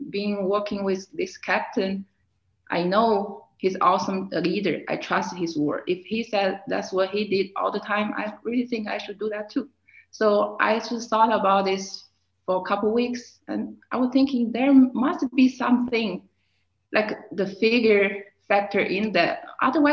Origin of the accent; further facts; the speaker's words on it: China; also born or lived in Fort Drum, New York, United States; now in Germany; I was born and raised in China. I came to the United States in 2009